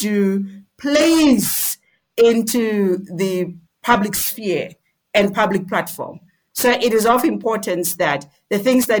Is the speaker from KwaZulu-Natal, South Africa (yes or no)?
no; Johannesburg, Gauteng, South Africa; moved away as an adult; now in Lesotho; Johannesburg, where I'm born and bred